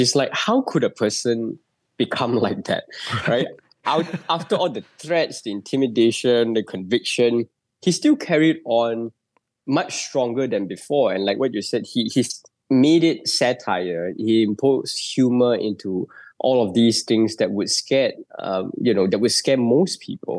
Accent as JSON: {"language": "English", "country": "Malaysia", "said": "as a Malaysian"}